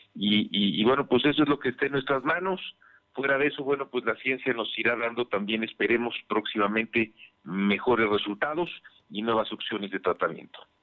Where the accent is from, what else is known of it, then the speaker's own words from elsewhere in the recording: Puebla, Mexico; como poblanos, como mexicanos